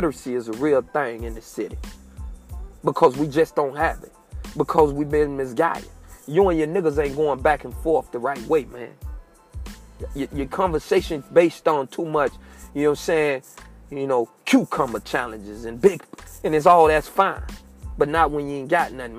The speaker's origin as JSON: {"language": "English", "country": "United States", "tie": "born or raised there", "said": "I was born and raised in Sable Palm, G19 apartment, Bucktown."}